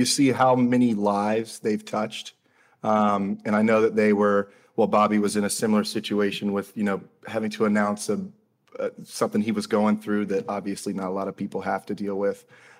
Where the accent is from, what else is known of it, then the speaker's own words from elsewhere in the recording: Jacksonville, Florida, United States; So I am born and raised here in Jacksonville, Florida.